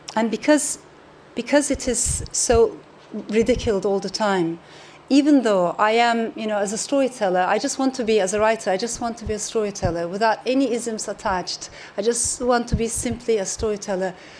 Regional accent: Turkey; I come from Turkey

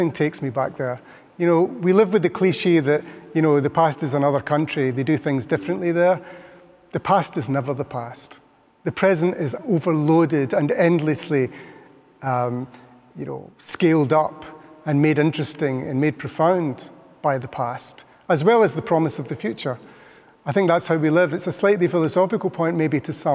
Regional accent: Scotland, United Kingdom; we are from Scotland

